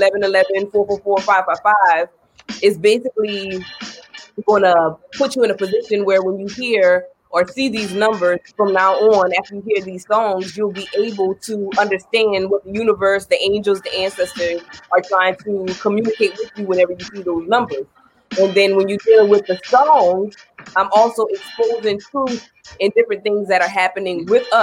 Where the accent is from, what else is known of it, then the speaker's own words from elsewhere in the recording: Ridgeville, South Carolina, United States; I'm from Pringletown. I'm from Ridgeville.